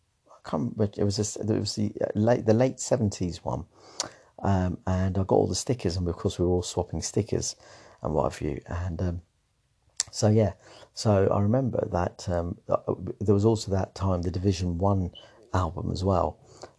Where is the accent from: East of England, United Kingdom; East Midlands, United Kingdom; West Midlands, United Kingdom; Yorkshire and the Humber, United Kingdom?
West Midlands, United Kingdom; Coventry; also born or lived in St Albans; My dad basically got a new job. And it was a relocation to Coventry. So we moved from St Albans. I remember it was quite a, I mean, to be honest with you, we were quite young, so it wasn't that emotional as such.